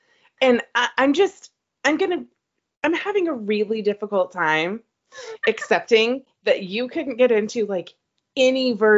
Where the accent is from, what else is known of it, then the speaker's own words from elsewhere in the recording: Texas, United States; I'm Texan